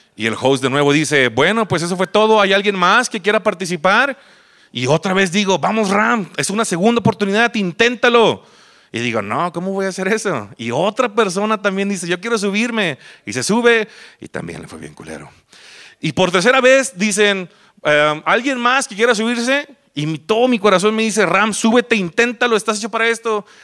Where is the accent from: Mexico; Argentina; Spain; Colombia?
Mexico; Mazatlán, Sinaloa; moved away as an adult; now in Guadalajara, Mexico; yo vengo de Mazatlán, Sinaloa, ya tengo aquí este, ocho años más o menos. Me vine aquí, como todo pendejo que deja su lugar de nacimiento por una mujer